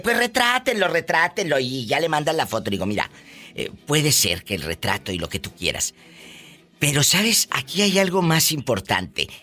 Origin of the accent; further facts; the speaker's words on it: Matamoros, Tamaulipas, Mexico; mi tierra, mi Matamoros querido